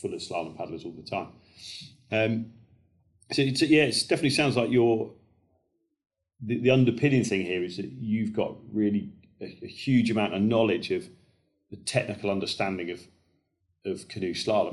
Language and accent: English; Kent, South East England, United Kingdom; where I grew up down in Kent, we had four gates